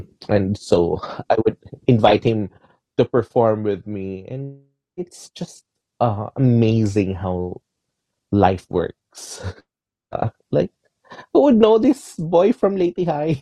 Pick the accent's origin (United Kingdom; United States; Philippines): Philippines; I'm Filipino